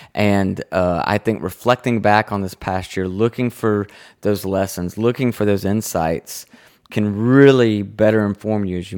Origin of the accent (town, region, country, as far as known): the South, United States